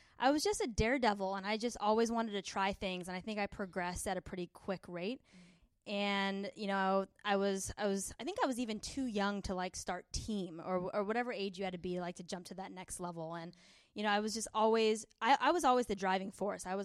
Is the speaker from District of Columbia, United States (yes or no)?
no; San Diego, California, United States; we're from San Diego